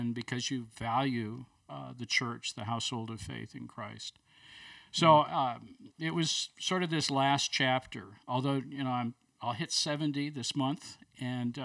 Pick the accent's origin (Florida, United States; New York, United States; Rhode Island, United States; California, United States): New York, United States; Buffalo; also born or lived in Chicago area / Toronto / Bloomington, Indiana / Denver area; now in Birmingham, United States; I grew up in Buffalo, New York